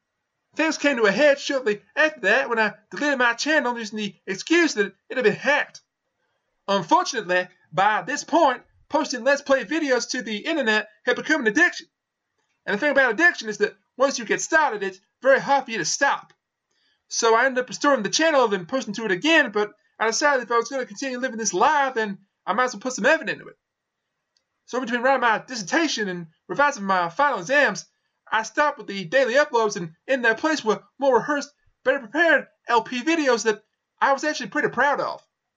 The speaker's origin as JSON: {"language": "English", "country": "United States", "tie": "born there", "said": "I was born in the United States of America."}